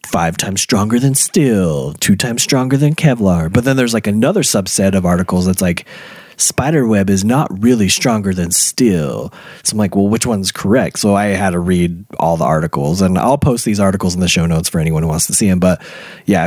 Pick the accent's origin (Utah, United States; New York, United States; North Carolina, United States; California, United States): Utah, United States; we're from Utah.